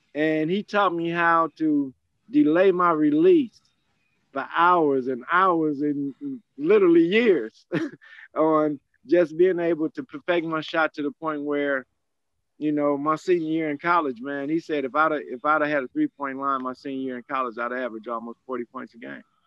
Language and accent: English; Chicago Heights, Illinois, United States; I'm from Chicago Heights